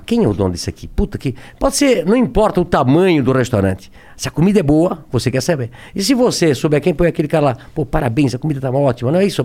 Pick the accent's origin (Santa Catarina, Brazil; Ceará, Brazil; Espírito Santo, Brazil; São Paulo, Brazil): Santa Catarina, Brazil; Brusque; Eu nasci em Brusque, é, Santa Catarina, uma cidade pequena hoje